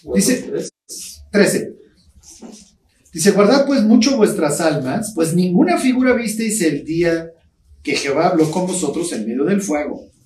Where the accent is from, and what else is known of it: Mexico